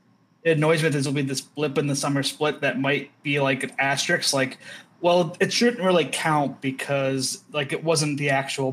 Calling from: Idaho, United States

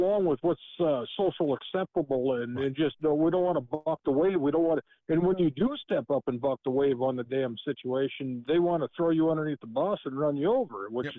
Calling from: South Dakota, United States; … from South Dakota.

